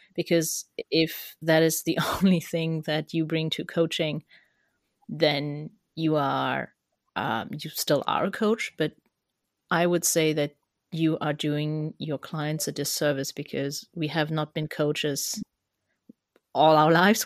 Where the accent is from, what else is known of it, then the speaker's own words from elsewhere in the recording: Germany; accent: German; English is a second language; my German accent.